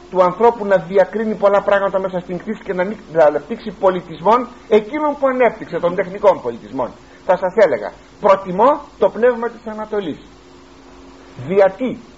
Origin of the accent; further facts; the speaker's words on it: Greece; είμαι Έλληνας αυτή τη στιγμή και μάλιστα Έλληνας χριστιανός